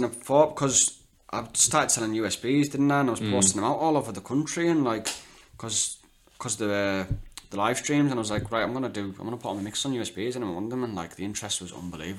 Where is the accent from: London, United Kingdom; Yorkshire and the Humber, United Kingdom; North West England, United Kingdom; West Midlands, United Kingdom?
North West England, United Kingdom; Carlisle; but DJing in Carlisle, like, my mates, people I know, my hometown